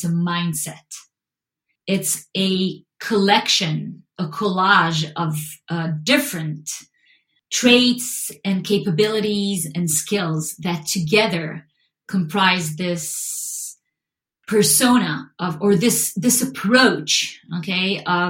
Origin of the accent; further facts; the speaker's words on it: Israel; English is a second language; And so growing up in Israel, you actually get a lot of opportunities to train behaviors and personality traits and skills that are more on the creative side